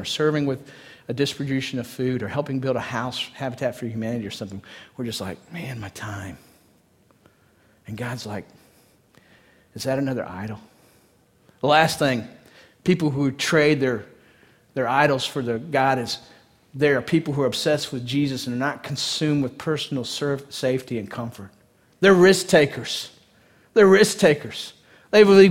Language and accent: English; East Texas, United States; born or raised there